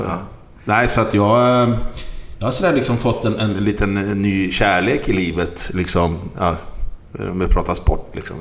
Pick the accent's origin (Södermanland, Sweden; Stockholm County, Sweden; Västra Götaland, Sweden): Stockholm County, Sweden; Stockholm; moved away as an adult; now in Gothenburg, Sweden; jag är stockholmare